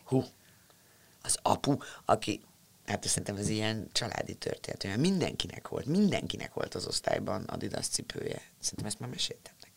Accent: Budapest, Hungary; te budapestiként

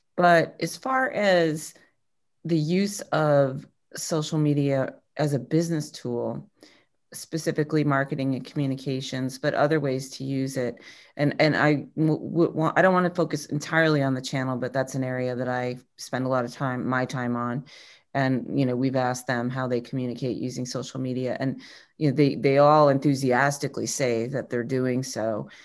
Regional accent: New England, United States; I'm a New England person

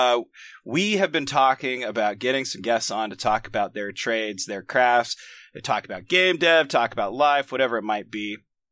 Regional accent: Oregon, United States; We're from Oregon

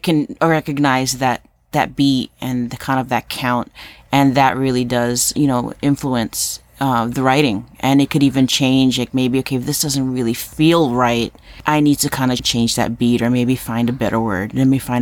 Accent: New York City, New York, United States; moved away; I'm Puerto Rican from Harlem

